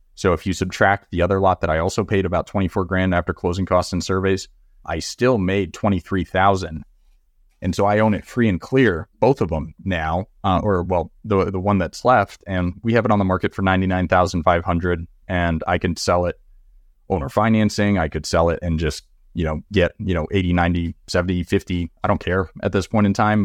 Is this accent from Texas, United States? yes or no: yes; Texas, United States; also born or lived in Florida Keys; I'm from Texas